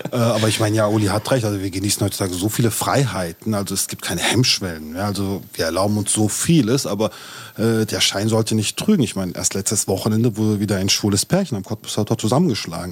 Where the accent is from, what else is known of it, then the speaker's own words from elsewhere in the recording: Turkey; ich bin Türke